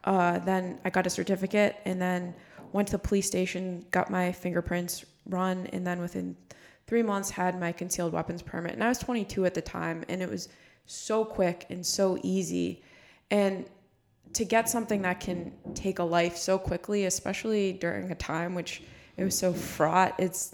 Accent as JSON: {"language": "English", "region": "Florida", "country": "United States", "said": "I'm from Florida, and I live 20 minutes from where Trayvon Martin was shot."}